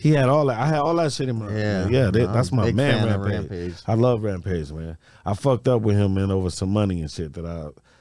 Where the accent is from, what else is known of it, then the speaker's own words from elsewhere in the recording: Detroit, Michigan, United States; moved away as an adult; also born or lived in Los Angeles; I'm from Detroit